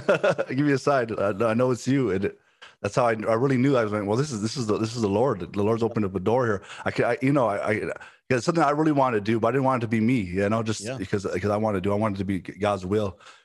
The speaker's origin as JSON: {"language": "English", "town": "Los Angeles", "region": "California", "country": "United States", "tie": "born or raised there", "said": "I'm originally from Los Angeles, California. Born there. My parents, from when I was young age, they were involved in ministry. My dad's a pastor. My mom was, you know, pastor's wife. And when I was, up till I was 11, I lived in a place, South Central Los Angeles."}